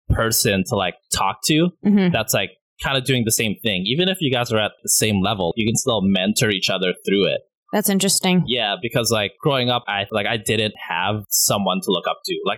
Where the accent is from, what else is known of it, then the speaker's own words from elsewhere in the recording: Philippines; Because my whole life I was like I'm Filipino, and like usually growing up, I was like the only Filipino.